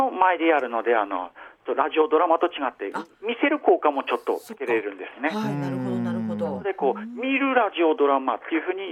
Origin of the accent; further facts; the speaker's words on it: Nanbu, Aomori, Japan; 実は出身は南部地方なんです